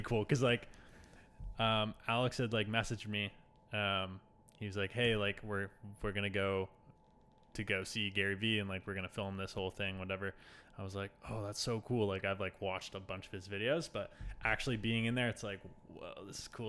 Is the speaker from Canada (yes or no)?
yes; Toronto, Ontario, Canada; moved away as an adult; now in Halifax, Canada; I'm originally from Toronto